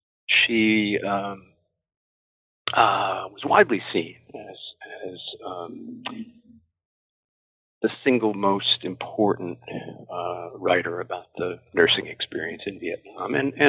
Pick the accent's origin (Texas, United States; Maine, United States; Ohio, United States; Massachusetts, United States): Massachusetts, United States; Springfield; I grew up in Springfield, Massachusetts, graduated from St. Michael's College in Vermont